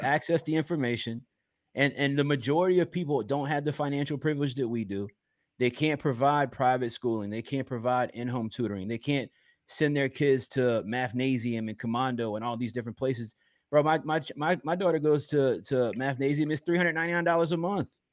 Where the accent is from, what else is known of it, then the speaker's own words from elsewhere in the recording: Richmond, Virginia, United States; Richmond, Virginia